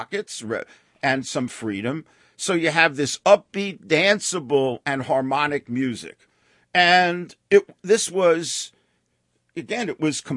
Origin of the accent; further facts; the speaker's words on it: New York City, New York, United States; When I was growing up in Brooklyn, you know, rock and roll was the soundtrack to our lives